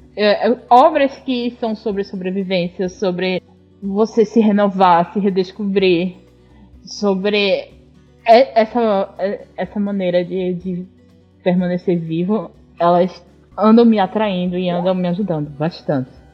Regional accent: Northeast Region, Brazil; eu sou nordestina

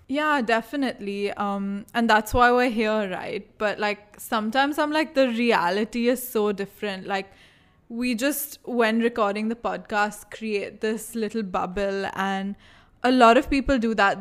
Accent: India; accent: Indian

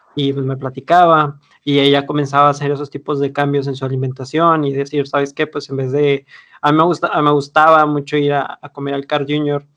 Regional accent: Monterrey, Nuevo León, Mexico; como buenos regios

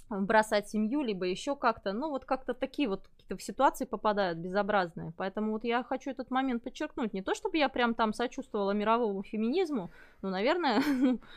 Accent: Belarus; Ну, мы с Олегом из Беларуси

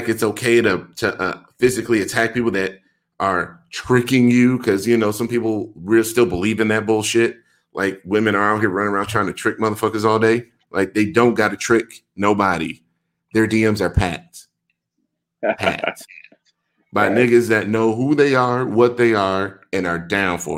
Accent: United States; as an American

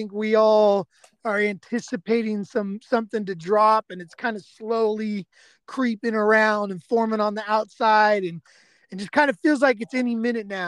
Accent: Bay Area, California, United States; moved away; I'm from the Bay Area, and they call it bipping out there.

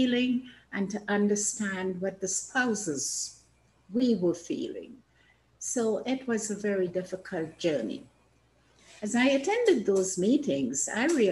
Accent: Trinidad & Tobago; moved away as an adult; now in Canada; I was born in Trinidad in the Caribbean

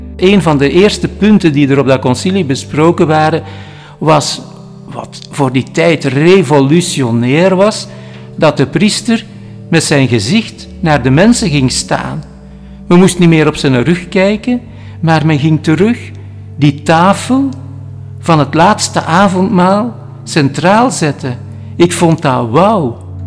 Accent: Halle, Flanders, Belgium; ik ben in Alle geboren

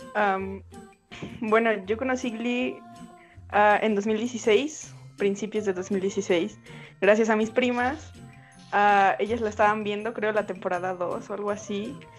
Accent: Mexico; soy de México también.

